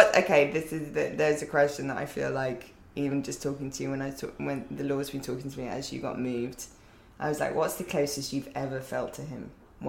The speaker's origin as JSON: {"language": "English", "region": "London", "country": "United Kingdom", "tie": "born or raised there", "accent": "British", "moved": "yes", "lives_now": "United States", "said": "you were in my hometown."}